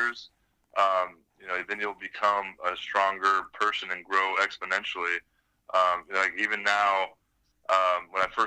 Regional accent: Anaheim, California, United States; moved away as an adult; also born or lived in Las Vegas / Atlanta / Tampa; Up in Southern California in Orange County, Anaheim.

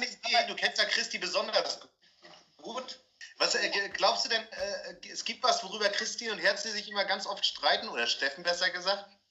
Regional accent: East German prefab housing estate, East Germany, Germany; ich bin ja in der Ostplatte groß geworden

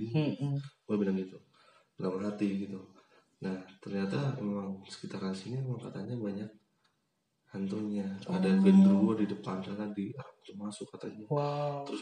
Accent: Semarang, Central Java, Indonesia; karena gue dari Semarang pindah ke tiga tuh hawanya udah dingin.

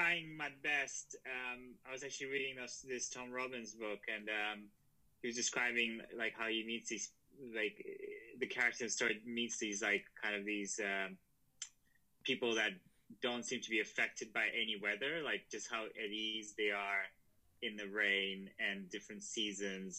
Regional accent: Russia; moved away; also born or lived in Prague; I was born in Russia, and it was, you know, like growing up there in the 90s

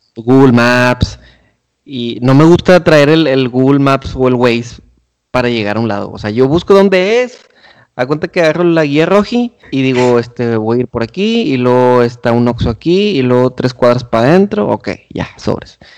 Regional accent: Monterrey, Nuevo León, Mexico; como buenos regios

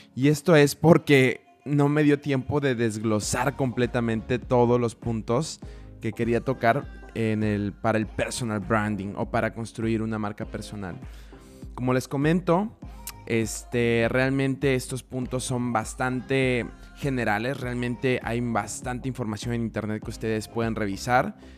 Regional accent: Mexico; now in Budapest, Hungary; soy el primer mexicano en Budapest en hacer un podcast con formato de storytelling

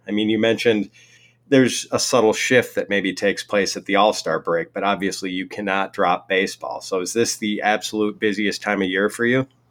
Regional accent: Milwaukee, Wisconsin, United States; the Brewers, my hometown baseball team

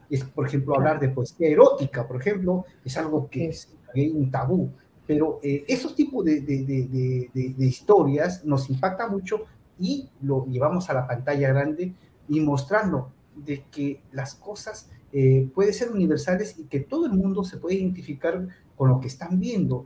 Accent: Peru; voy a cumplir 20 años ya en el mundo del cine acá en Perú

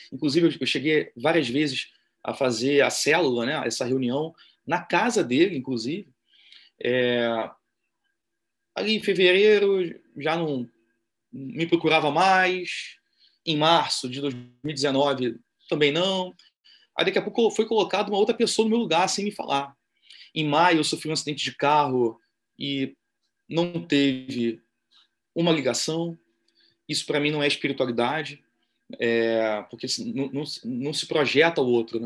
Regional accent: Brazil; nós, Sim. enquanto brasileiros misóginos

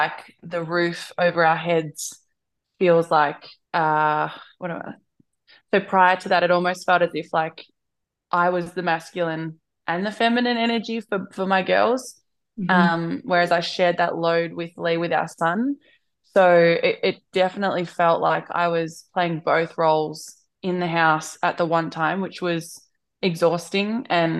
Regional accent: Bendigo, Victoria, Australia; moved away as an adult; also born or lived in Melbourne; I grew up in Bendigo. I moved to Melbourne when I was like 18, 19.

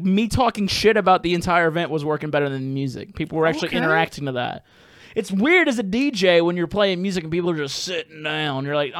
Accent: New Orleans, Louisiana, United States; I was like, "What's up? … from New Orleans, Louisiana," and it felt weird.

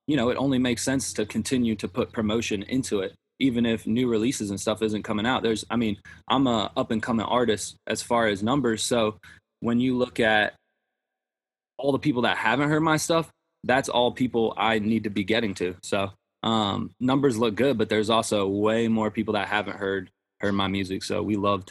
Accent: Nashville, Tennessee, United States; I'm from Nashville, but my family moved to Texas they actually just moved again, but they were there for like 2 years. So when had met you guys, my mom was in Texas, but I'm from Nashville. That's where I am right now. Where I spent my high school. I spent 10 years here. So Nashville's home to me

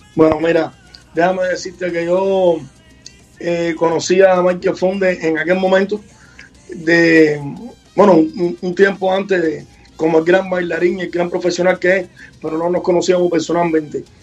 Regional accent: Havana, Cuba; el barrio donde yo nací, que es en San Leopoldo

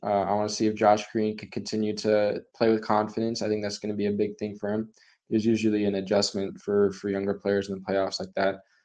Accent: Dallas, Texas, United States; I'm from Dallas

